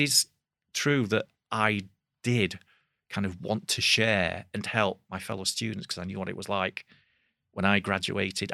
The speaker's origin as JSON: {"language": "English", "town": "Bradford", "region": "Yorkshire and the Humber", "country": "United Kingdom", "tie": "born or raised there", "said": "it was in Bradford, so that was you know my hometown."}